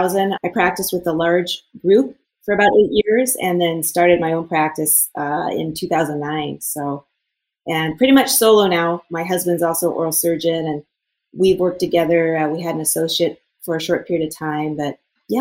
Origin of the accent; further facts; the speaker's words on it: Golden, Colorado, United States; moved away as an adult; also born or lived in Seattle, Washington / New York / Minneapolis, Minnesota; now in Minnesota, United States; I grew up in Golden, outside of Denver.